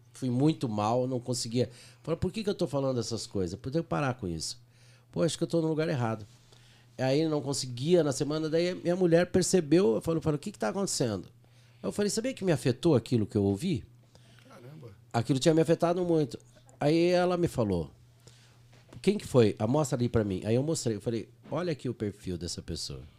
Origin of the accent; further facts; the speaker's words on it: Uberaba, Minas Gerais, Brazil; Na realidade, sou mineiro.